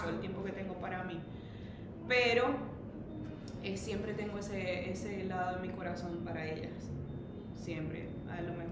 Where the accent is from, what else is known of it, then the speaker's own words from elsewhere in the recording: Maracaibo, Zulia, Venezuela; accent: maracucho; moved away as an adult; also born or lived in Orlando, Florida / Indiana; now in Westfield, United States; amo mi país, amo mi patria, amo mi gente, soy 100% maracucha.